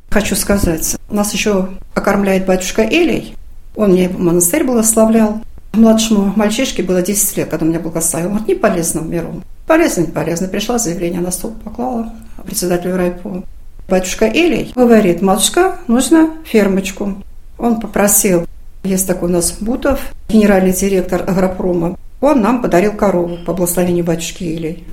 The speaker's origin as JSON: {"language": "Russian", "town": "Dmitrovsk", "region": "Oryol Oblast", "country": "Russia", "tie": "born or raised there", "said": "Я сама уроженка этого района, города Дмитровска"}